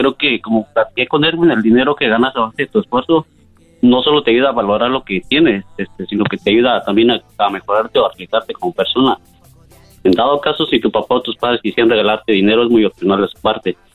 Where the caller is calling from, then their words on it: San Francisco, California, United States; De la ciudad de San Francisco.